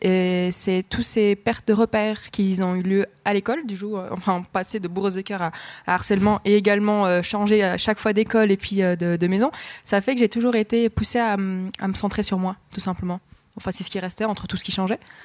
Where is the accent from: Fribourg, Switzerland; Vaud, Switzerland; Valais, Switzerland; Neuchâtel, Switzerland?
Fribourg, Switzerland; je suis née à Fribourg, euh, j'ai vécu ici.